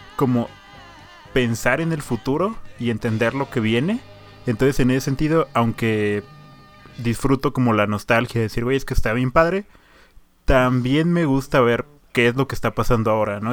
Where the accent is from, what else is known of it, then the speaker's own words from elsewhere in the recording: Hidalgo, Mexico; moved away; also born or lived in Puebla; el pueblo donde yo nací, en Hidalgo